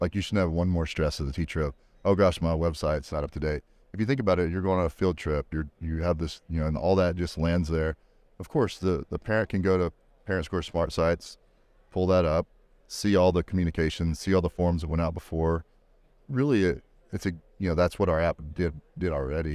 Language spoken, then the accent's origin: English; Texas, United States; I grew up in Texas, so Hutto, Taylor, those, those types of areas